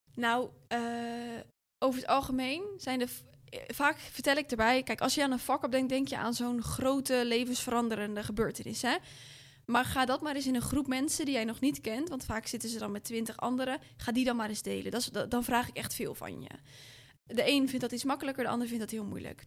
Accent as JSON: {"language": "Dutch", "town": "Rotterdam", "region": "South Holland", "country": "Netherlands", "said": "ik kom ook gewoon uit Rotterdam"}